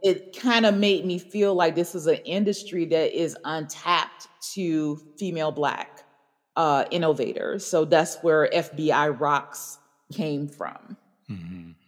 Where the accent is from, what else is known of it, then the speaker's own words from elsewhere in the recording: Chicago, Illinois, United States; growing up in Hyde Park